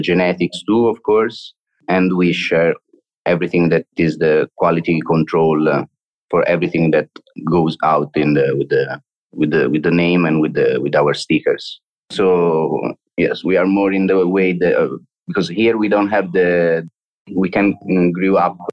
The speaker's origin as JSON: {"language": "English", "country": "Italy", "moved": "as an adult", "lives_now": "Barcelona, Spain", "said": "we are all from Italy."}